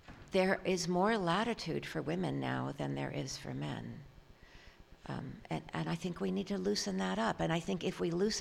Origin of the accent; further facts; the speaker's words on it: San Francisco, California, United States; moved away; also born or lived in Philadelphia; I grew up in San Francisco.